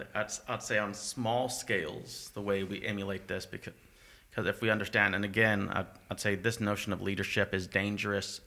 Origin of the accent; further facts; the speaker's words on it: United States; now in Canada; I'm from America, because I'm white